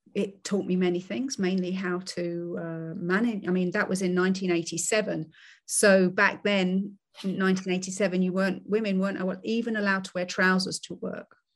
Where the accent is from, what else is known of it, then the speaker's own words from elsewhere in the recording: United Kingdom; I'm I'm British